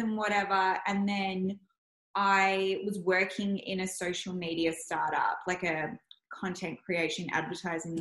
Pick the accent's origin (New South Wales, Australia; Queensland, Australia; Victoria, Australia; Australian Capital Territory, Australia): Victoria, Australia; Melbourne; I grew up in Elsenwick and then came to Elwood.